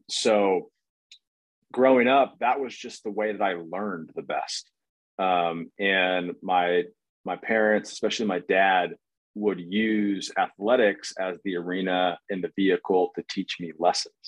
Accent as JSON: {"language": "English", "town": "Redondo Beach", "region": "California", "country": "United States", "tie": "born or raised there", "also_born_or_lived": "North Carolina / Northeast US", "moved": "as an adult", "said": "born and raised in Redondo Beach, California"}